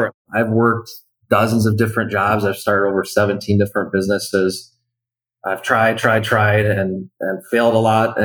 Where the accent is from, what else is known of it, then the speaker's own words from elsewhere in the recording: Wisconsin, United States; I'm originally from Wisconsin